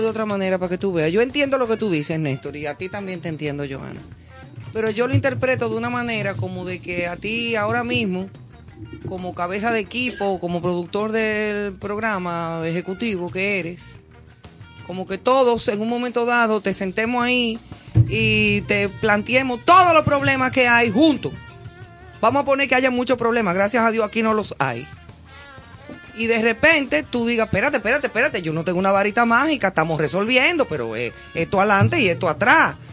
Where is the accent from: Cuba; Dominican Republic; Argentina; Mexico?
Dominican Republic; yo como ciudadana dominicana